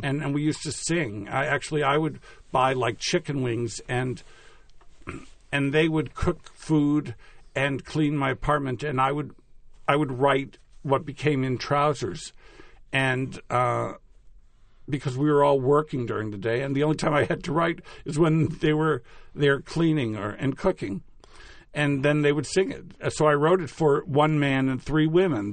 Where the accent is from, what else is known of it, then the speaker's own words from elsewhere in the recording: Natick, Massachusetts, United States; moved away; Natick, my hometown